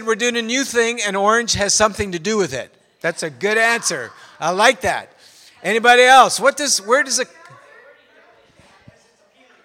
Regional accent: Canada; I'm a Canadian

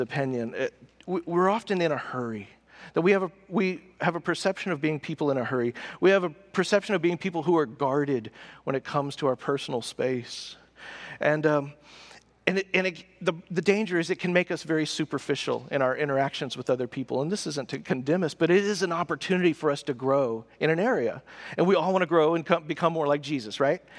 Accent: the South, United States; we're from the South. So you're polite in the South.

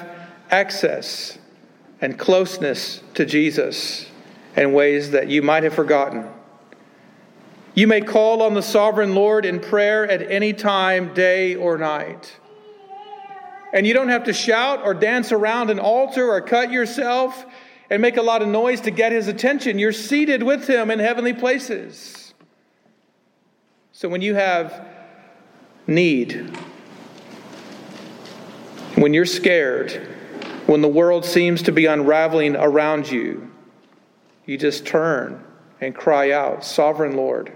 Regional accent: the Bible Belt, United States; I grew up in the Bible Belt

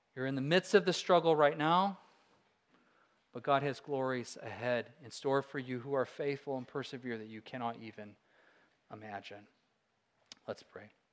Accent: Alaska, United States; I'm a Christian from Alaska

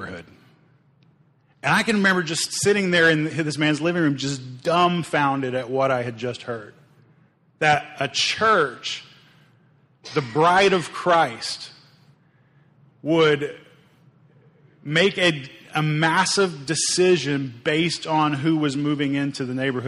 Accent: Oklahoma, United States; I grew up in Oklahoma

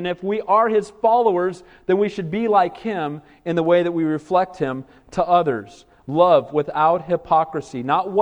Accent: Southern California, United States; I grew up in Southern California

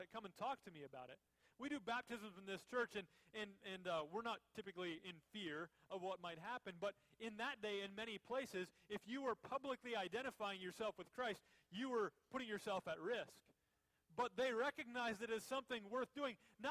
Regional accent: Minnesota, United States; moved away; When I was a little kid, I grew up in Minnesota

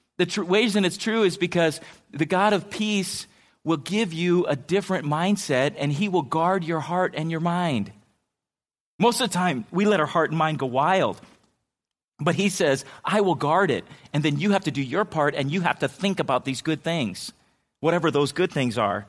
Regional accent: San Diego, California, United States; I grew up in San Diego

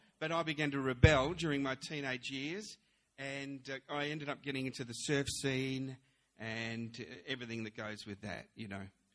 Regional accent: Melbourne, Victoria, Australia; also born or lived in London, United Kingdom; I was born in London. And then when at the age of 7, we came over to Australia, and I was brought up in Melbourne.

